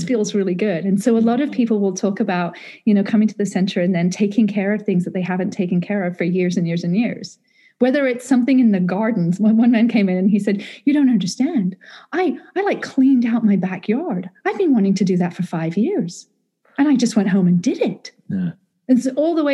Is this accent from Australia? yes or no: no; United Kingdom; I'm British.